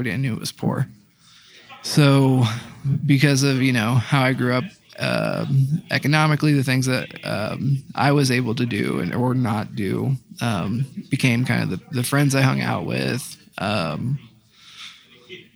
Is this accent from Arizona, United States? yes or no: no; Dayton, Ohio, United States; I'm 31 years old, and then from Dayton, Ohio.